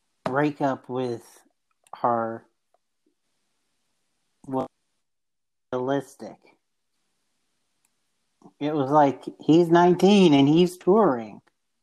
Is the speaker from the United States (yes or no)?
no; Japan; I grew up in Japan, and over there, a lot of the military community and all that move out every 3 years.